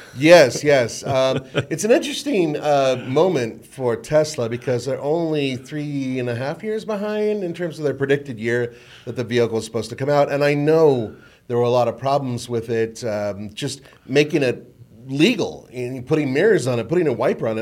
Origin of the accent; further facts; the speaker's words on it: Colorado, United States; I was from Colorado